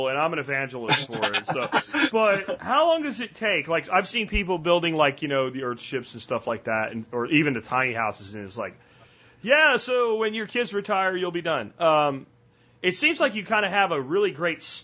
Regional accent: Pennsylvania, United States; the small town I grew up in Pennsylvania

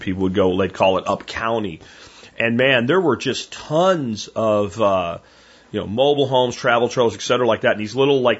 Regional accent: Pennsylvania, United States; moved away; also born or lived in Arkansas; growing up a lot of my life in Pennsylvania

